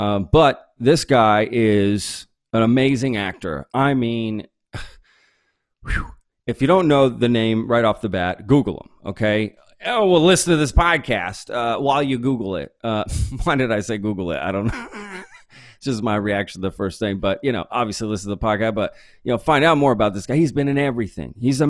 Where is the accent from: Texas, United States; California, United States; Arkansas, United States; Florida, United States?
Texas, United States; Dallas area; also born or lived in Grapevine / Euless / Hurst; now in Austin, United States; I grew up in that area as well, in the Grapevine, like Euless, Hurt, yeah. That area.